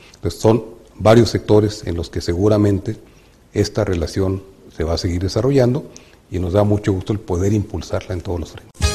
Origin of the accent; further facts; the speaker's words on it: Mexico; moved away as an adult; now in Beijing, China; jugamos como país latinoamericano de corazón, de tradición, de historia